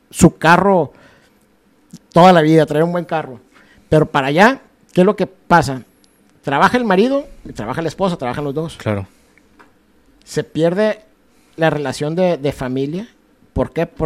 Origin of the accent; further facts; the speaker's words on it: Mexico; Uno como mexicano es buen comerciante